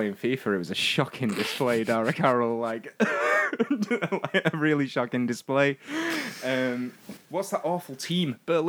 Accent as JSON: {"language": "English", "region": "Northern England", "country": "United Kingdom", "said": "someone who's half English and half Scottish and all Northern."}